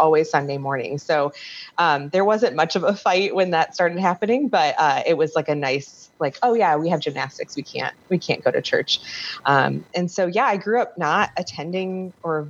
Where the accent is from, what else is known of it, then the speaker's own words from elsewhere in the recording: North Aurora, Illinois, United States; I'm from technically North Aurora, which is its own town. Born and raised here.